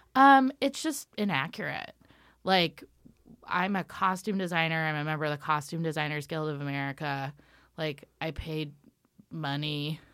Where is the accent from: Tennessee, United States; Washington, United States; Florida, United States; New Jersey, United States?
Washington, United States; Ellensburg; I am from Washington State. Um, I'm from a town called Ellensburg, and it's a rodeo town